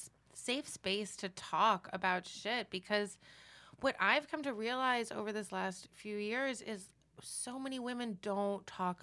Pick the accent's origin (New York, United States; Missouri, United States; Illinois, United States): New York, United States; New York City; moved away as an adult; now in Los Angeles, United States; I grew up in New York City. I lived here for 10 years. I grew up where you could do anything